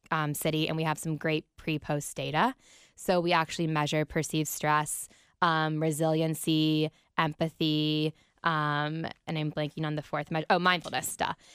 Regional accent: Columbus, Ohio, United States; I was raised on the Browns football. I'm from Columbus. My parents are from Cleveland.

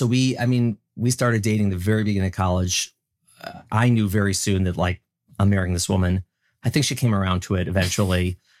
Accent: Midwest, United States; And I'm from the Midwest. I'm a nice guy.

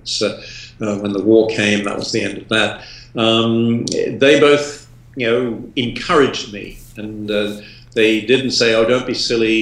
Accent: England, United Kingdom

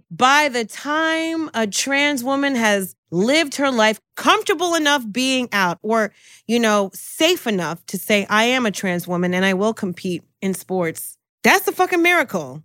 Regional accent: New Jersey, United States; I'm from Jersey

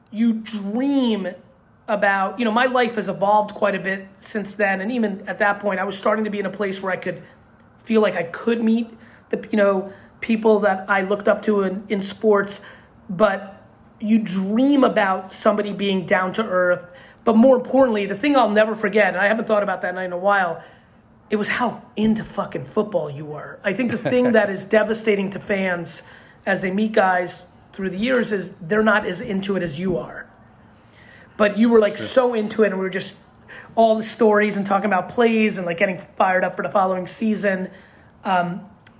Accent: New York, United States; also born or lived in Soviet Union / Dover; Was born in Russia. Came to Queens when I was four

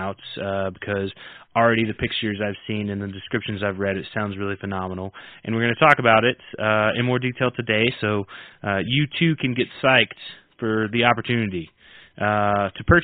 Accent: southeast or southern United States, United States; I'm from the southeast or southern United States, and my accent tends to vary depending.

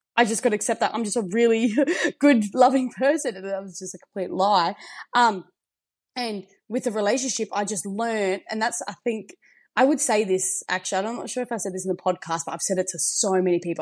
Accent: the Riverland, South Australia, Australia; also born or lived in Adelaide; grew up um, in the Riverland and moved to Adelaide

